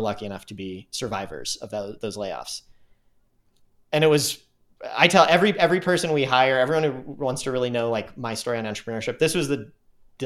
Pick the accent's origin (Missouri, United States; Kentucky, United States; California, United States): Missouri, United States; St. Louis; moved away as an adult; also born or lived in Tucson, Arizona / Park City / San Francisco; I grew up in St. Louis, moved there when I was one